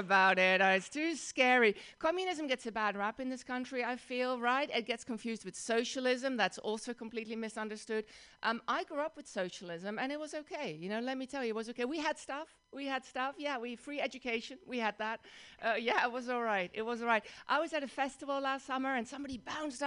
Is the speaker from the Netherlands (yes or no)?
yes; Netherlands; accent: Dutch; English is a second language; moved away as an adult; now in United States; I grew up in the Netherlands, in Holland